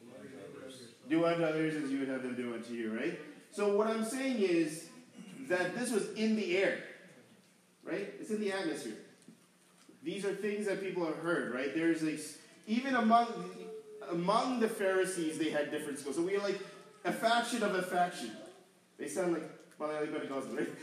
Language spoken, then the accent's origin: English; New York, United States; growing up in New York